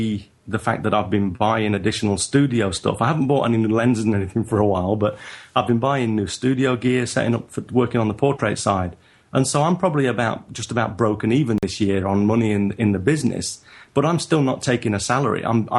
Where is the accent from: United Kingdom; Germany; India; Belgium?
United Kingdom; England; now in Japan; So I'm a northerner in England and in Japan.